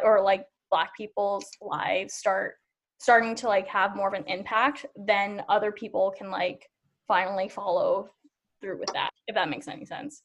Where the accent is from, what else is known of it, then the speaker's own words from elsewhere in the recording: Seattle, Washington, United States; I grew up in South Seattle